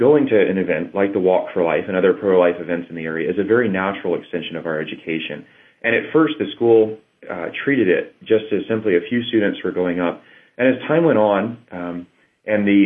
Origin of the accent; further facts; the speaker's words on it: Texas, United States; moved away; I was born and raised in Texas